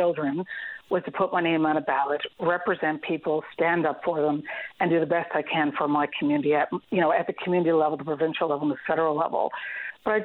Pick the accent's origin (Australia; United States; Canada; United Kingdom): Canada; my dad spent 30 years leading in my hometown of Bjorn when I grew up there